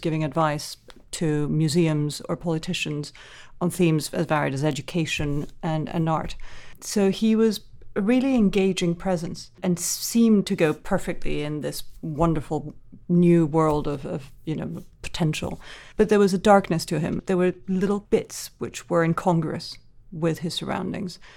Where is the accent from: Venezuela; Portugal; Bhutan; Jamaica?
Venezuela; Caracas; I grew up in the Venezuela of the seventies and eighties